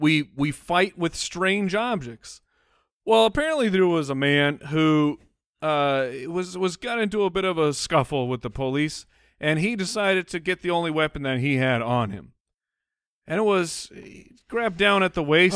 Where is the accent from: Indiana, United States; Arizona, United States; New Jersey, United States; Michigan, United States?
Arizona, United States; we grew up in Arizona, so there's pools everywhere.